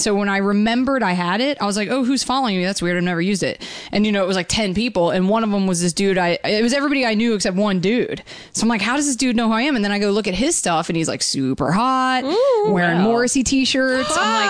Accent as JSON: {"language": "English", "region": "the South", "country": "United States", "tie": "born or raised there", "said": "I grew up in the South, so I did grow up eating like fried chicken and stuff."}